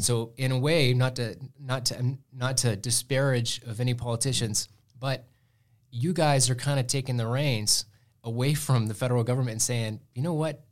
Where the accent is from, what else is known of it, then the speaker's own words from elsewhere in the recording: Muleshoe, Texas, United States; moved away; I grew up in Milshu, and, uh, we had Tolk Station, the big coal plant